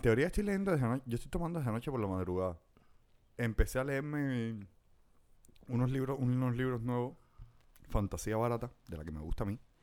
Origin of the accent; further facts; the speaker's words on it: La Lisa, Havana, Cuba; yo me crié toda mi vida en la Lisa